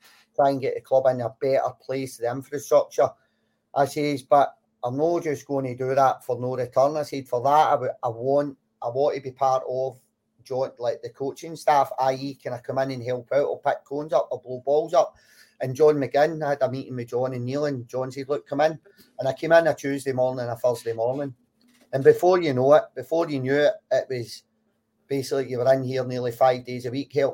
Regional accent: Livingston, Scotland, United Kingdom; I grew up in Livingston. A lot of my early years grew up in Livingston.

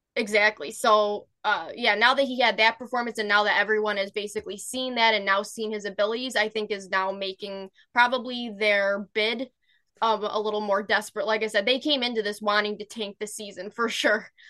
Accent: United States; I'm American

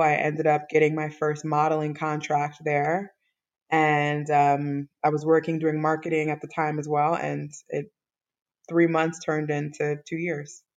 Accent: Chicago, Illinois, United States; also born or lived in Evanston, Illinois; now in Dakar, Senegal; I was born in Evanston, Illinois. It's a suburb on like the outskirts of Chicago, but I was raised in Chicago, Illinois.

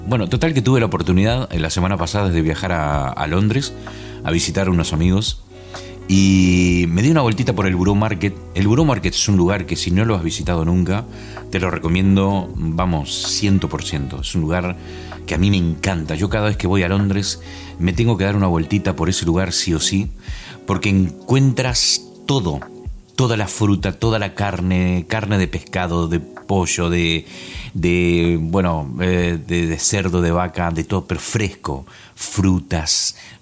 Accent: Concordia, Entre Ríos, Argentina; moved away as an adult; also born or lived in La Gomera, Spain; now in United Kingdom; ella nació en la misma ciudad que nací yo, en Argentina. Esto estamos hablando de Concordia, Entre Ríos

